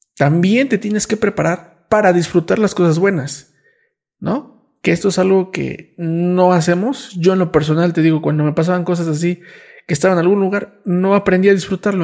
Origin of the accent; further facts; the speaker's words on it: Mexico; nací en México